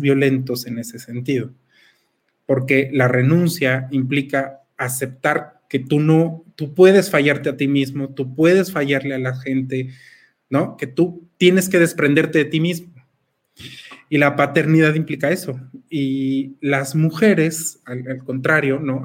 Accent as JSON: {"language": "Spanish", "country": "Mexico", "said": "tenemos nosotros como mexicanos este sincretismo"}